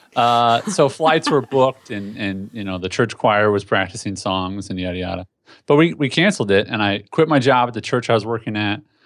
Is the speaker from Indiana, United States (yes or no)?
yes; Indianapolis, Indiana, United States; moved away as an adult; now in Tennessee, United States; I was born and raised in Indianapolis, Indiana